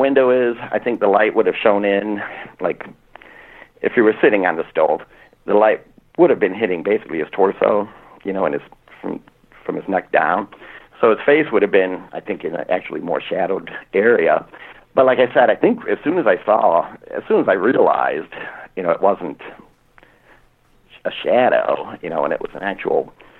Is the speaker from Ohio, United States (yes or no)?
yes; Norwalk, Ohio, United States; I grew up in Norwalk, Ohio